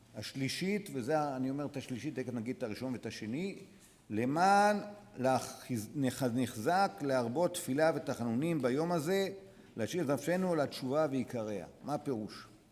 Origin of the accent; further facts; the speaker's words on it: Dimona, Southern District, Israel; אנחנו גדלנו בדימונה